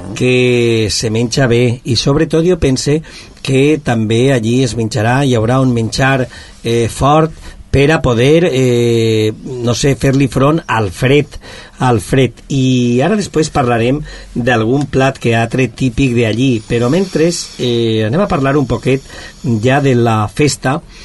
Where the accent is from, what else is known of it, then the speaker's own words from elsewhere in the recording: Moixent, Valencian Community, Spain; soc de Moixent